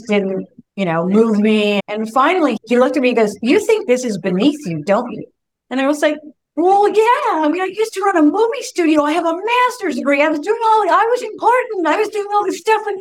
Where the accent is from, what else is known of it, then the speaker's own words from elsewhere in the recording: North Bay, California, United States; I had opened an office in my hometown